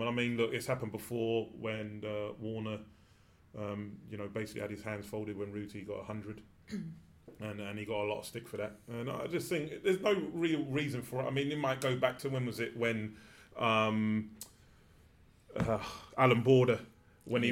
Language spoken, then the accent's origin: English; England, United Kingdom; I'm an Englishman